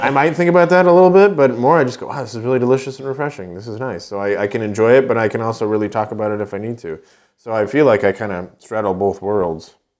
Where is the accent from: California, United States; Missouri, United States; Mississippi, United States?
California, United States; Poway; moved away; also born or lived in Knoxville, Tennessee; I was born in Poway, which is about, uh, it's in San Diego County